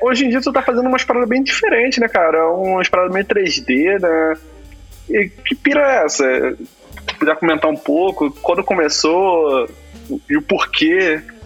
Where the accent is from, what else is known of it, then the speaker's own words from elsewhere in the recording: Rio de Janeiro, Brazil; now in São Paulo, Brazil; sou de Guadalupe